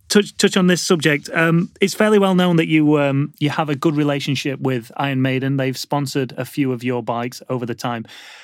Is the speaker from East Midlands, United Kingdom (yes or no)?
no; Yorkshire and the Humber, United Kingdom; I'm from Yorkshire.